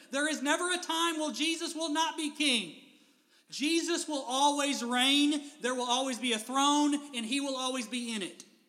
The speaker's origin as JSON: {"language": "English", "town": "Owensboro", "region": "Kentucky", "country": "United States", "tie": "born or raised there"}